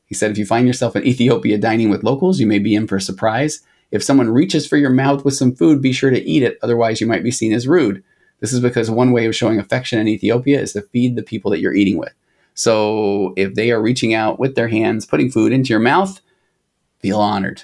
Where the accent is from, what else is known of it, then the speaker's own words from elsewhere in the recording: United States; I'm an American